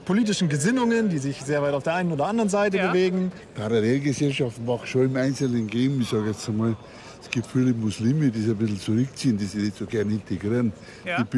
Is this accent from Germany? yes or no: yes; Munich, Bavaria, Germany; Ich bin in München geboren, ja.